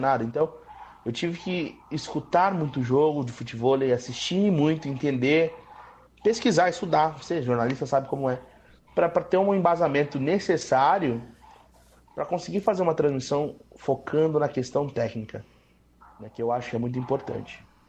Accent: Curitiba, Paraná, Brazil; also born or lived in São Paulo; eu não sou daqui de Curitiba, vim para cá com 10 anos de idade

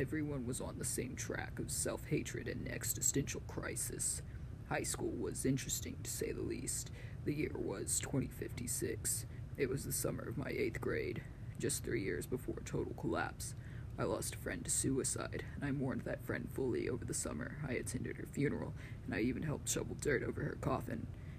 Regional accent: Texas, United States; I'm from Texas, and I know where you're broadcasting from.

